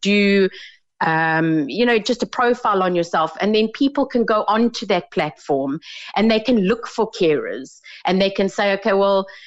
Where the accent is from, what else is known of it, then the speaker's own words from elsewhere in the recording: South Africa; moved away as an adult; now in Ireland; I come from South Africa, I've been here about 4 years.